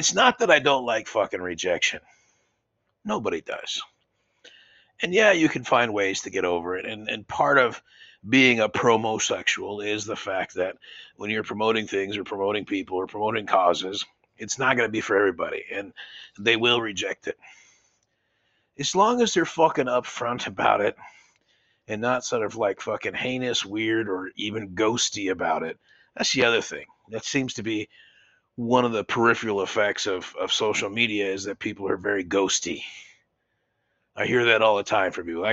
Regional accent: United States; We're so lucky as American men.

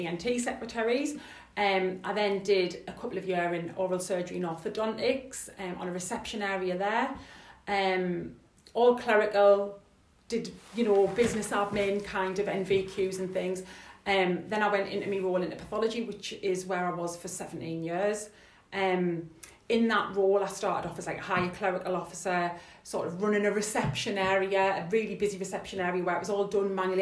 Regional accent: Sunderland, North East England, United Kingdom; I'm from Sunderland

